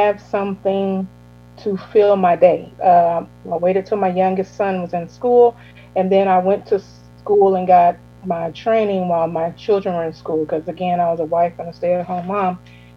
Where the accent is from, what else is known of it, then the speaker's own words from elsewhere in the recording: Illinois, United States; moved away as an adult; now in Georgia, United States; I was born and raised in Illinois.